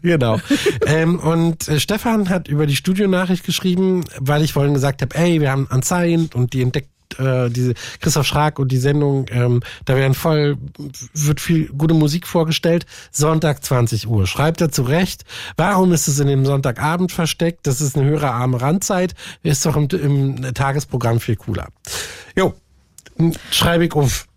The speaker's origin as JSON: {"language": "German", "region": "Berlin", "country": "Germany", "said": "ich komme auch aus Lichtenberg"}